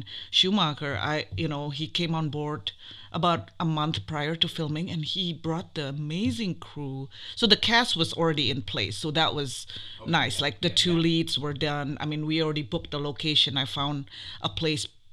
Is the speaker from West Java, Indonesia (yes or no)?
no; Jakarta, Indonesia; moved away as an adult; I'm from Indonesia originally. I was born in Jakarta. I came here when I was 18 years old for college.